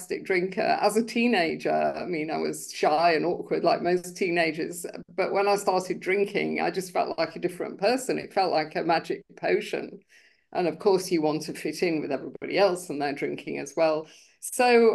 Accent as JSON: {"language": "English", "region": "London", "country": "United Kingdom", "tie": "born or raised there", "said": "I grew up in UK in London."}